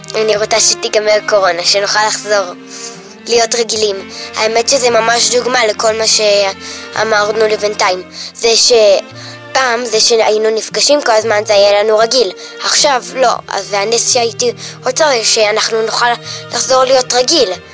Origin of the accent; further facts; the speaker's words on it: Jerusalem, Jerusalem District, Israel; אמא ואבא נולדו באריתריאה ואני נולדתי כאן